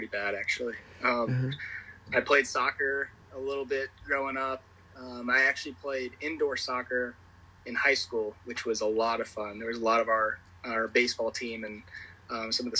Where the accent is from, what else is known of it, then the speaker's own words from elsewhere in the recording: Chesterfield, Virginia, United States; I'm from Chesterfield, Virginia, so it was Chesterfield Little League.